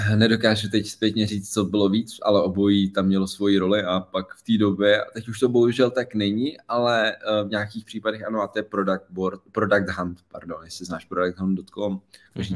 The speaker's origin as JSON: {"language": "Czech", "region": "Prague", "country": "Czechia", "said": "z Prahy, malého města, kluk z padeláku"}